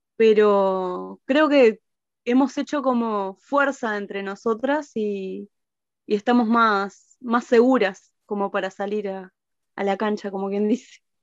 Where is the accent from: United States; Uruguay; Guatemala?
Uruguay